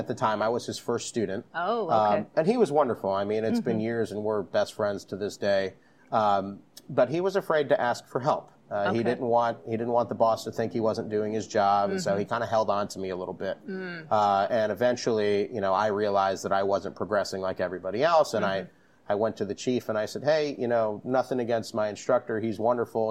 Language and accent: English; Jupiter, Florida, United States; now in Orlando, United States; I'm originally from Jupiter, Florida, which is right on the coast